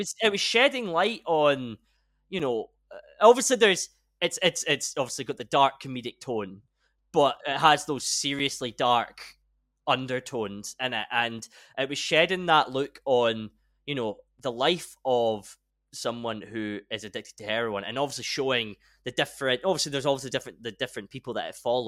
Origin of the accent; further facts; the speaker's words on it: Scotland, United Kingdom; we're both Scottish